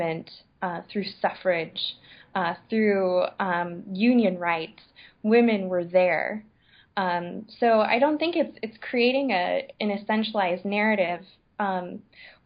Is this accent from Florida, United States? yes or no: no; Michigan, United States; being a Michigander and being a Midwesterner